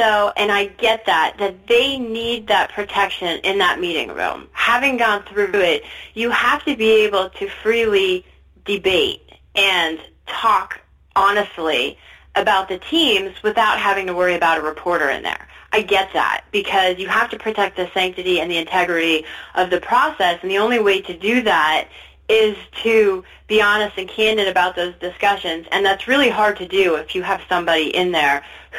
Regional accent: Pottsville, Pennsylvania, United States; moved away as an adult; also born or lived in Indiana / Maryland; I grew up in Pottsville, Pennsylvania

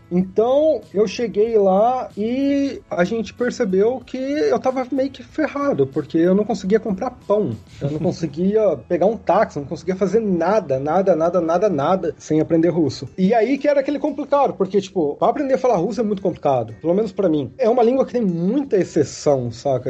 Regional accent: Santa Rita do Sapucaí, Minas Gerais, Brazil; moved away as an adult; also born or lived in Jundiaí, São Paulo / São Paulo / Minsk, Belarus; eu sou de uma cidadezinha bem pequenininha no sul de Minas Gerais, chamada Santa Rita do Sapucaí. Eu, tipo, nasci, fui criado lá.

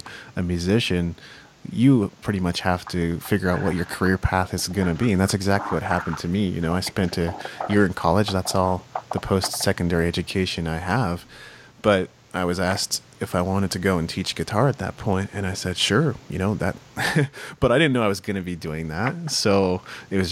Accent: Japan; moved away; I grew up in Japan. That's why I speak Japanese

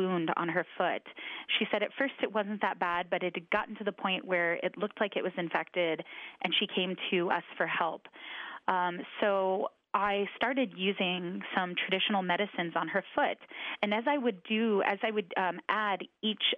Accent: United States; also born or lived in Catawba Nation; I've lived on the Standing Rock Reservation for most of my life

